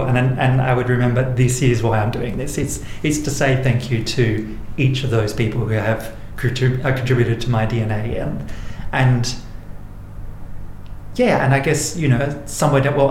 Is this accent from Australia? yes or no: yes; Port Augusta, South Australia, Australia; also born or lived in Murray Bridge, South Australia; now in Adelaide, Australia; I grew up in Murray and Port Augusta in South Australia, and I currently live in Adelaide on Kaurna country